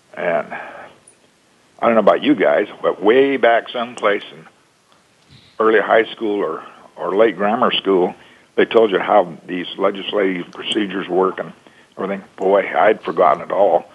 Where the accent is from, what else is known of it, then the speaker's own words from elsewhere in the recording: Oregon, United States; Oregon, my home state